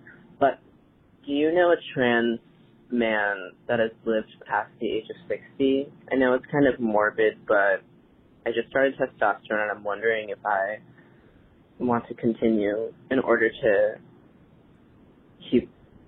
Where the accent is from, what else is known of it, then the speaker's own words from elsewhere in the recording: New York, United States; I'm from New York, going to Bard College.